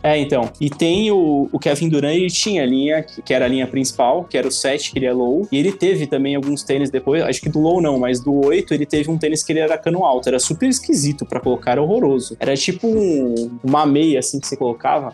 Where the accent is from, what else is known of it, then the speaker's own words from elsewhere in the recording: São Paulo, Brazil; eu nasci e fui criado na Zona Leste